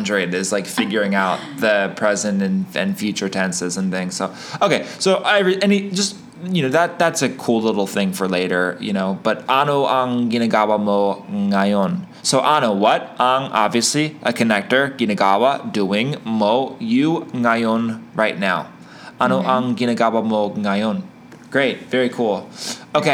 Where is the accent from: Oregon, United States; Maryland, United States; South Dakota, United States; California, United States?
Maryland, United States; Baltimore; Ako ay taga Baltimore, Maryland.